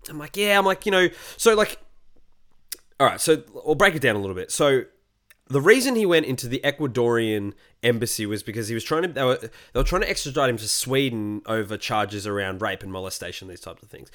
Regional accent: Australia

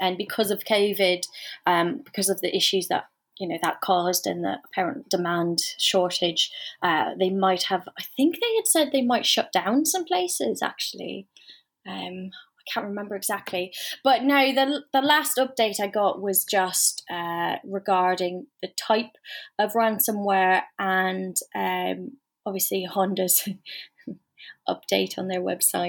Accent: Canada; And to be honest, everybody in Ireland, because of my accent, thinks I'm British. So you will never guess it. But if you look north of your country.

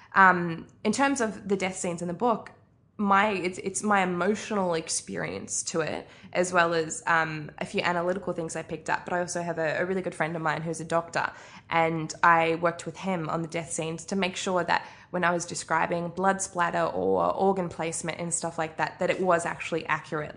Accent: Arrowtown, Otago, New Zealand; moved away; also born or lived in Australia; I grew up in New Zealand, uh, which you mentioned, grew up in Arrowtown, which is basically a street, um, just outside of Queenstown

